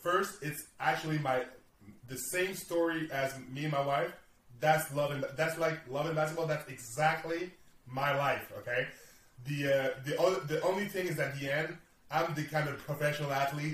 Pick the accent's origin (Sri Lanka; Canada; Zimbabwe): Canada; I'm from Canada